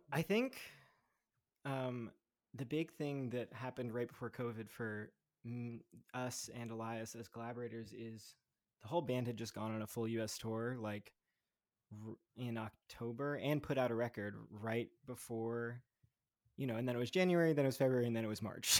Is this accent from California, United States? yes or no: no; Montclair, New Jersey, United States; also born or lived in New York; now in Brooklyn, United States; I was born in New York, grew up in Montclair, New Jersey